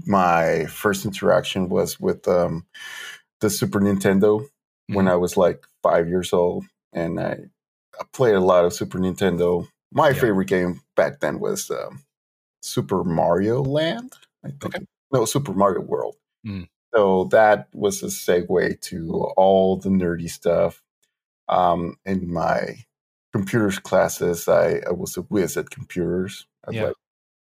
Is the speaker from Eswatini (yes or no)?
no; Mexico; moved away as an adult; now in Arizona, United States; I grew up close to the border